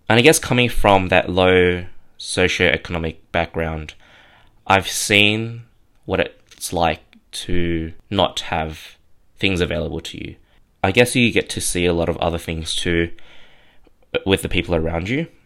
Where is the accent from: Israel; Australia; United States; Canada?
Australia; Sydney, New South Wales; born and raised in Kamarada, which is out in southwestern Sydney.